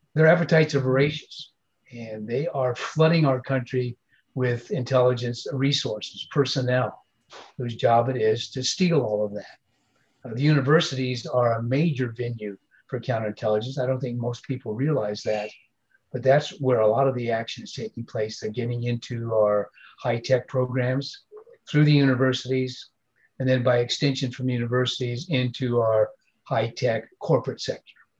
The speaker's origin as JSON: {"language": "English", "country": "United States", "said": "I'm an American"}